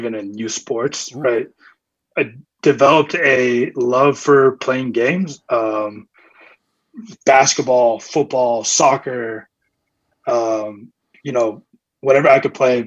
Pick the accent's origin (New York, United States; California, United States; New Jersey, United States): California, United States; San Carlos; moved away as an adult; also born or lived in Chicago; San Mateo, specifically San Carlos, California